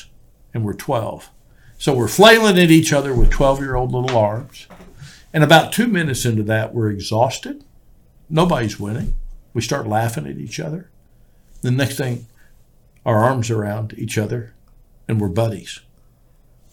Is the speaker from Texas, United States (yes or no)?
yes; Houston, Texas, United States; And I grew up in Houston, Texas without air conditioning.